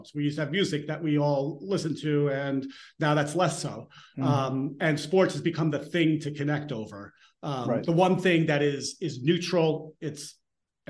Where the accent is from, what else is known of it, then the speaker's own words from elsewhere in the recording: Elmsford, New York, United States; I'm from Elmsford